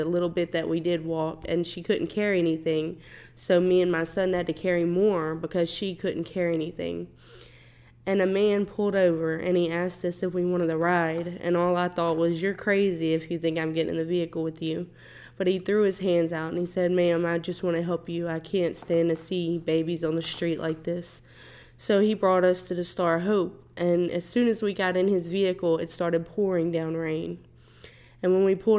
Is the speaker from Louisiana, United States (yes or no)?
yes; Louisiana, United States; moved away as an adult; now in Houston, United States; I am actually from Louisiana